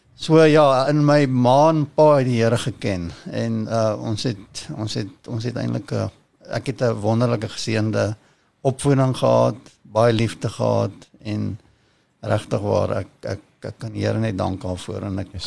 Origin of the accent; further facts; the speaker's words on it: Kempton Park, Gauteng, South Africa; ek ek kom eintlik van Kempton Park af. Eh, ja. Uh, daar ek is in my ouer huis gebore en ek het daar ek het maar daar gebly